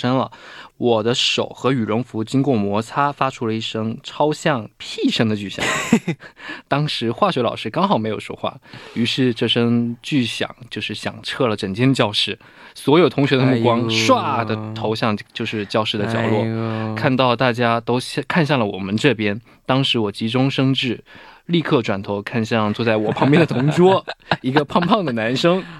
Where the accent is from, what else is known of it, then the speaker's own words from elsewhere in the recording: Guangdong, China; 晚上好，